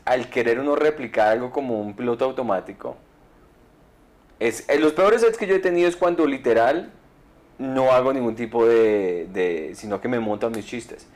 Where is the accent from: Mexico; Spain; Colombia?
Colombia; moved away; also born or lived in Miami; soy colombiano